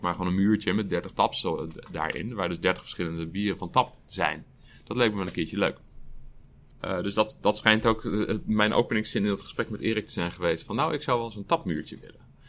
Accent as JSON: {"language": "Dutch", "region": "Utrecht", "country": "Netherlands", "tie": "born or raised there", "said": "Ik ben geboren en getogen in Utrecht"}